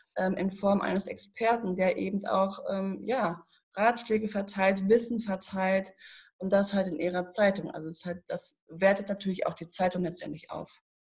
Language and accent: German; Paderborn, North Rhine-Westphalia, Germany; ich komme aus Paderborn, tatsächlich, Paderborner Land. Und ich habe hier in Paderborn eine Ausbildung gemacht